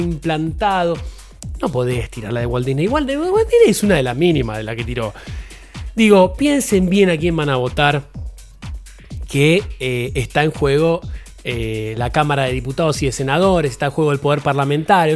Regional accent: Buenos Aires, Argentina; Yo nací en Buenos Aires

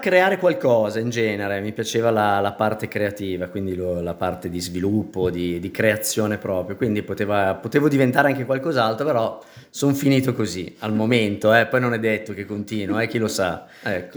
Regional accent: Milan, Lombardy, Italy; sono nata a Milano, papà toscano, mamma milanese

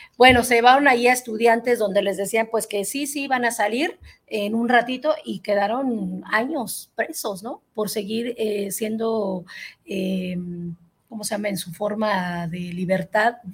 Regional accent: Mexico; como mexicana

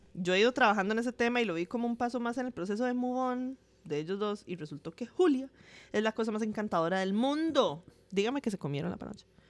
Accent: Jacó, Puntarenas, Costa Rica; Yo soy de Jacob

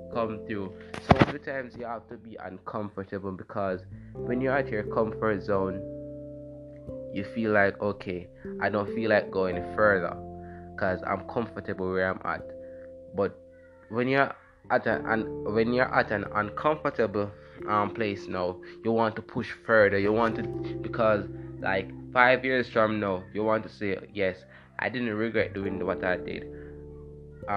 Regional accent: Jamaica; I'm from Jamaica

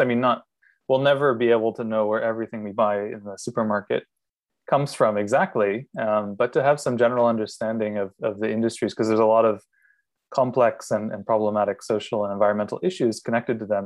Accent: Maine, United States; moved away as an adult; also born or lived in Miami; now in Singapore; I'm originally from Maine

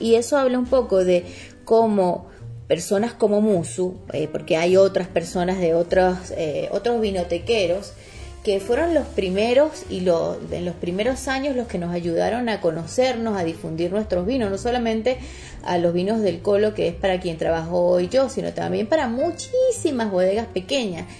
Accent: Mérida, Venezuela; moved away as an adult; now in Argentina; en Mérida, en la ciudad donde nací.

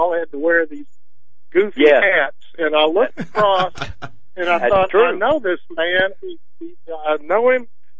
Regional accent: Collierville, Tennessee, United States; I'm from Collierville, Tennessee

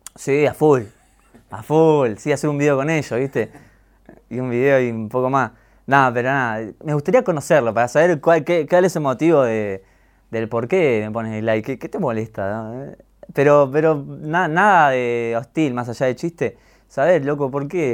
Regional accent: Gregorio de Laferrere, Buenos Aires Province, Argentina; also born or lived in Mataderos, Buenos Aires / Rafael Castillo / San Justo; después me crié toda la vida en, La Ferrere

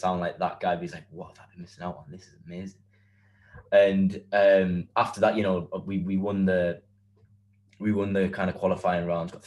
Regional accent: County Durham, North East England, United Kingdom; we're all from County Durham

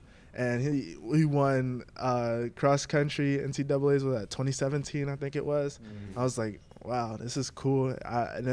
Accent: Baltimore, Maryland, United States; I'm from Baltimore

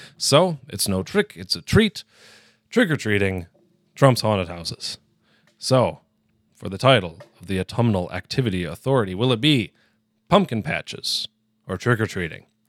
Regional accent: northern Wisconsin, United States; In my hometown, small town of about 1,500 people, small little rural village in northern Wisconsin, we have Packer parties.

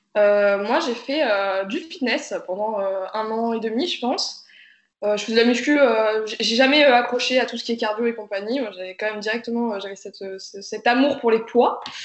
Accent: Ukraine; moved away; je suis née en Ukraine

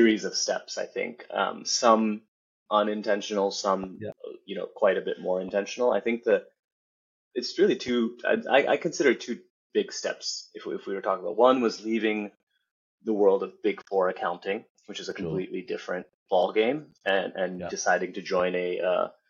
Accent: United States; somebody who was born and raised in the U.S.

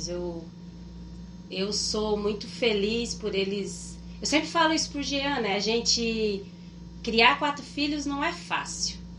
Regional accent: Rondônia, Brazil; moved away as an adult; also born or lived in Minas Gerais / Ouro Preto do Oeste / Ji-Paraná / Porto Velho; now in southern Brazil; sou nascida em Minas Gerais. Minas Gerais. Isso, mas eu fui criada desde os sete anos em Rondônia.

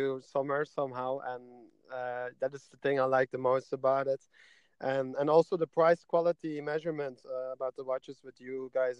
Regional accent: Belgium; So I'm from Belgium and I'm 31 years old.

